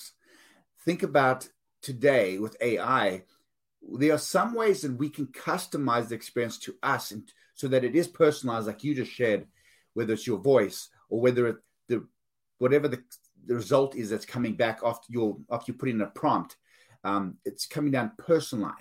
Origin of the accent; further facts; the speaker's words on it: South Africa; moved away; I'm from South Africa